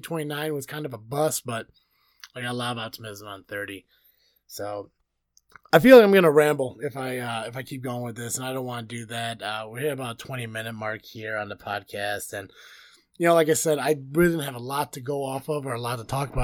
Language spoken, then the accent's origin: English; United States; being an American